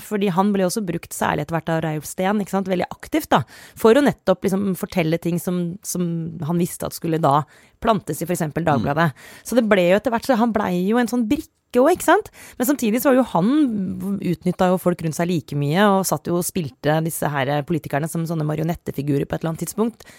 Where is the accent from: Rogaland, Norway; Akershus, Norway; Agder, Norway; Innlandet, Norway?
Akershus, Norway; Romerike; Jeg kommer jo fra Romerike det ikke, så Jessheim er ikke så langt